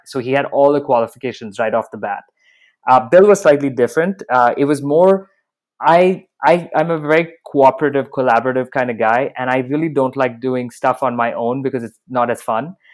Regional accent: Dubai, United Arab Emirates; moved away; also born or lived in Bahrain / Canada / United States; I was born in Bahrain. I grew up in Dubai, so I've got a very mixed background.

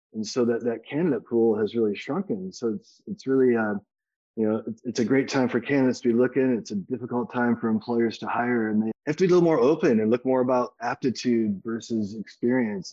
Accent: Kalamazoo, Michigan, United States; moved away; I'm originally also from the Midwest, from Kalamazoo, Michigan.

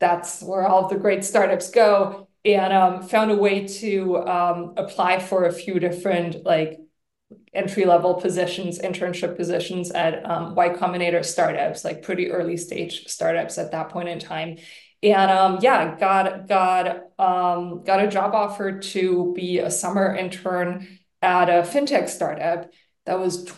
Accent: Germany; moved away; We're both originally from Germany.

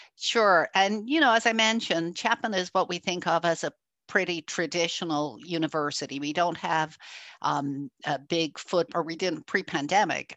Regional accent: Ireland; also born or lived in Germany; now in United States; I'm actually an immigrant. I'm originally from Ireland, uh, and I have lived in Germany and moved to the US a long time

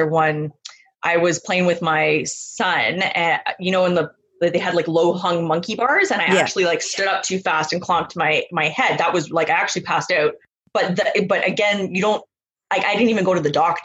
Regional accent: Vancouver, British Columbia, Canada; moved away; I was born in a suburb of Vancouver. So I'm from the West Coast originally.

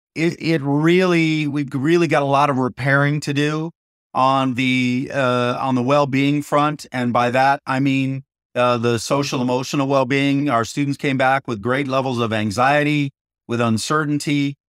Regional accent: Downey, California, United States; coming back to my hometown

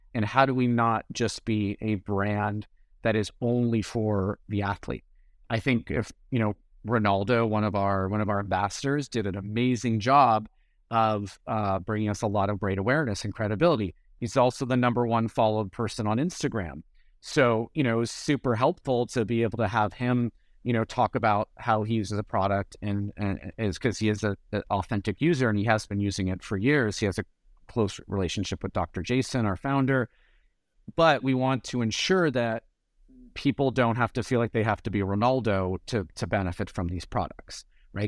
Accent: San Francisco, California, United States; I grew up in the Bay Area, uh, I was San Francisco

